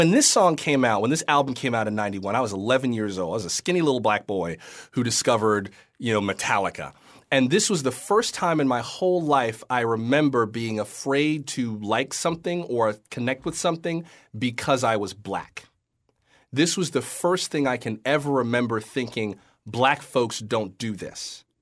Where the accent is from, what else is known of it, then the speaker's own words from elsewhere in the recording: the South, United States; I'm, you know, was raised in the Baptist church or I'm from the South